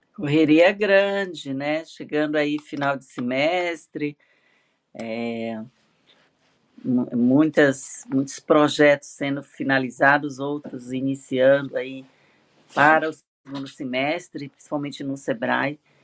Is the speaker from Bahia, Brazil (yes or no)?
no; Maranhão, Brazil; moved away as an adult; now in São Paulo, Brazil; moro em São Paulo, sou do Maranhão, mas eu sou paulistana há 20 anos de coração